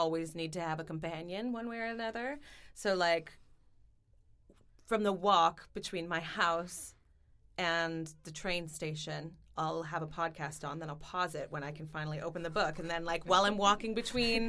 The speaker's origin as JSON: {"language": "English", "country": "Canada", "moved": "yes", "lives_now": "United Kingdom", "said": "I'm Canadian"}